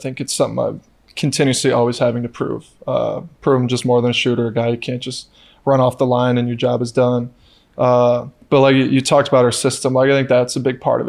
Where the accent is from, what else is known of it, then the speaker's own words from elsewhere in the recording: New York, United States; now in Sacramento, United States; it just felt like I'm from New York, upstate New York, so mm-hmm. it's complete opposite side of the country.